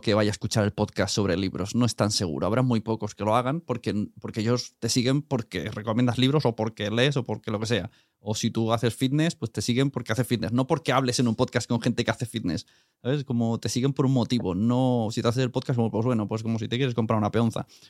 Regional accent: Catalonia, Spain; como catalán

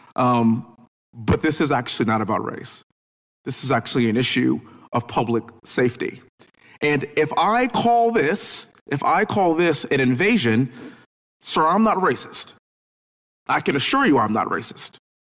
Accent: Houston, Texas, United States; I'm from Houston

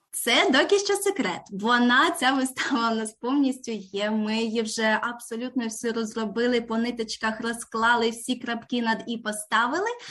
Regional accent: Ukraine; moved away as an adult; now in Canberra, Australia; ми обидва з України

